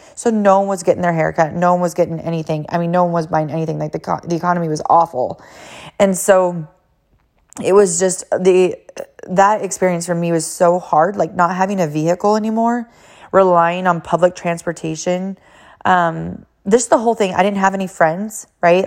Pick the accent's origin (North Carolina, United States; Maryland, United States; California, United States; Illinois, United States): California, United States; moved away as an adult; also born or lived in Hawaii / Boston; I am from California originally, and then I moved to Hawaii